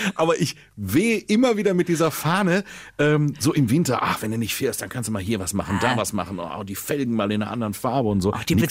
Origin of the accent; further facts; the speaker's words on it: Sauerland, North Rhine-Westphalia, Germany; moved away; ich komme aus dem Sauerland und bin im Schnee geboren im Dezember